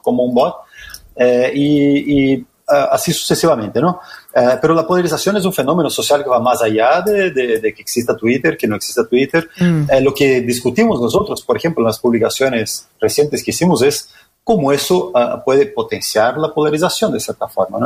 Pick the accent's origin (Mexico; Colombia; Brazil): Brazil; Spanish is a second language; now in Chile; yo soy brasileño